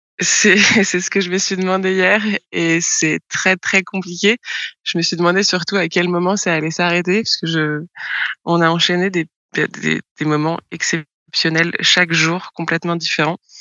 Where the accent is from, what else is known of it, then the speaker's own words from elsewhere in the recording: France; moved away; en tant que Français